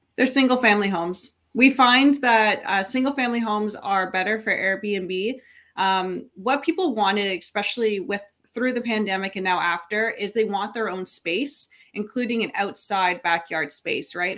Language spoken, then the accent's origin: English; Niagara, Ontario, Canada; I'm born and raised in Niagara